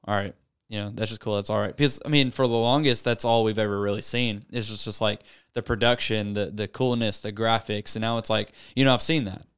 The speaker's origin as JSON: {"language": "English", "town": "Searcy", "region": "Arkansas", "country": "United States", "tie": "born or raised there", "said": "born and raised in Searcy, Arkansas"}